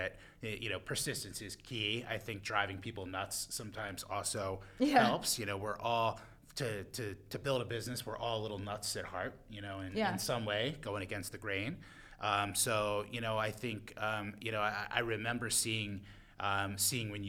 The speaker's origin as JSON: {"language": "English", "town": "Baltimore", "region": "Maryland", "country": "United States", "accent": "Baltimore", "said": "my Baltimore accent"}